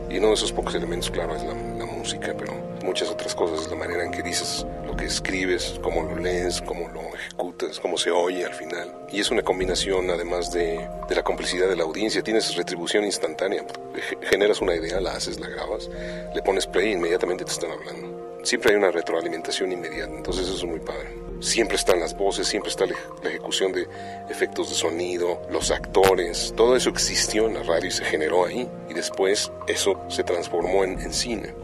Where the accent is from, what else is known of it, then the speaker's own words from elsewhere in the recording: Mexico City, Mexico; soy mexicano del DF